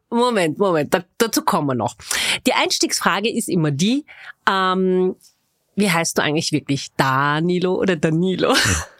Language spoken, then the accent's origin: German; Vienna, Austria; Ich bin waschechte Wienerin, das behaupte ich zumindest